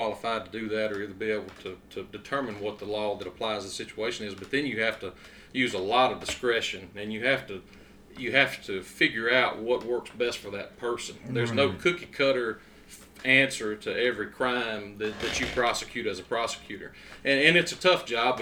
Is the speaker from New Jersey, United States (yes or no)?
no; Duck Hill, Mississippi, United States; also born or lived in Grenada, Mississippi; I was born in Grenada and grew up in the big city of Duck Hill